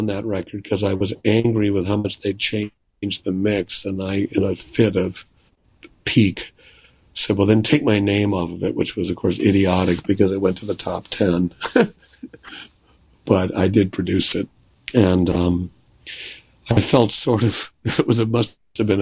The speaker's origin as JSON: {"language": "English", "town": "Milwaukee", "region": "Wisconsin", "country": "United States", "tie": "born or raised there", "moved": "yes", "lives_now": "New York, United States", "said": "where I grew up in Milwaukee"}